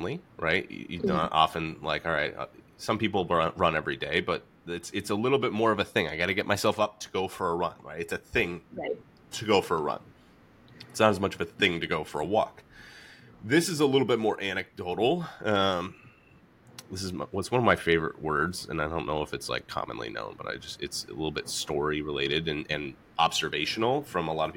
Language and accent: English; Atlanta, Georgia, United States; moved away; I grew up in Atlanta, so I didn't play candlepin until I came up here